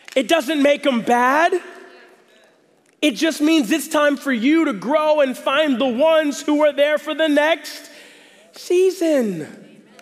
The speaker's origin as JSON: {"language": "English", "region": "the South", "country": "United States", "said": "I'm from the South."}